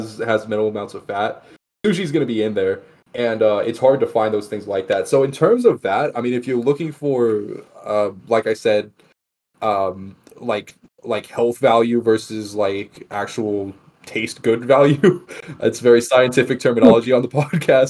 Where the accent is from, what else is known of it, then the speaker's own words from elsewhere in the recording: Texas, United States; I'm from Texas